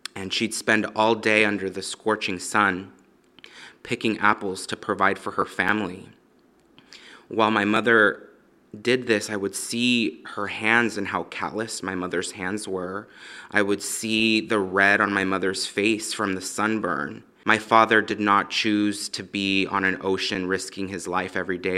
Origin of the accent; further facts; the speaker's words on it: Los Angeles, California, United States; I was born in Los Angeles, um, in the valley